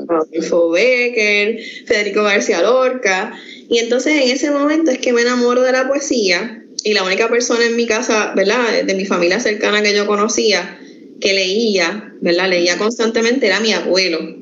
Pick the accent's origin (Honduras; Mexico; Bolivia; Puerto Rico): Puerto Rico; Quebradillas; now in Camuy, Puerto Rico; Yo vivo en Camuy, pero yo soy originalmente de Quebradillas